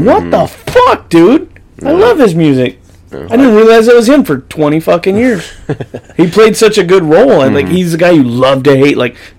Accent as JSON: {"language": "English", "region": "California", "country": "United States", "tie": "born or raised there", "accent": "Okie", "said": "I was born and raised in California. My Oki's just, like, oozing its way out once in a while."}